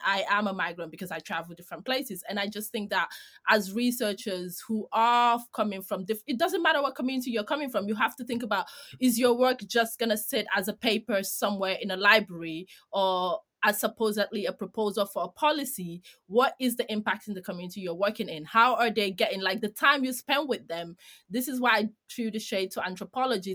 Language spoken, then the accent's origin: English; Greece; I'm from Greece.